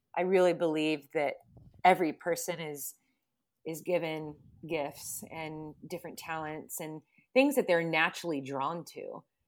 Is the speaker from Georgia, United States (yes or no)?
no; Southern California, United States; also born or lived in Huntington Beach; Growing up in Southern California